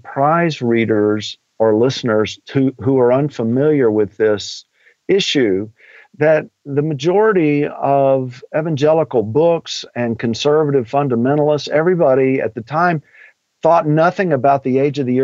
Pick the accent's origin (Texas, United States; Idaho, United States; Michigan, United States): Texas, United States; I'm from Texas and I'm an old redneck at heart.